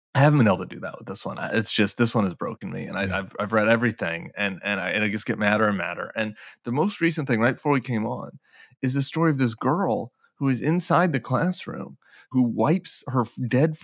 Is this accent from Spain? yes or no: no; Colorado, United States; in Colorado, in my home state